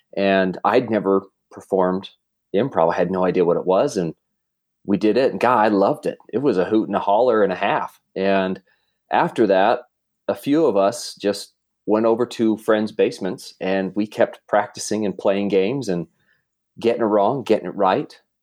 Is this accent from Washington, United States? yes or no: no; South Jordan, Utah, United States; also born or lived in Russia / Murray, Utah; South Jordan, South Jordan, Utah